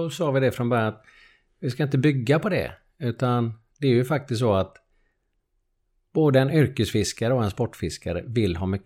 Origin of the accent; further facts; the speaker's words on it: Lerum, Västra Götaland, Sweden; also born or lived in Gothenburg; Jag flyttade från, från Göteborg till Lerum när jag var 7-8 år.